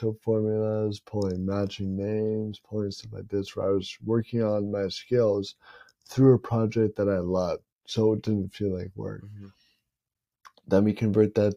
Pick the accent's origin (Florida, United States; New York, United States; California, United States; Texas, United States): Florida, United States; Tampa; the Lightning play in my hometown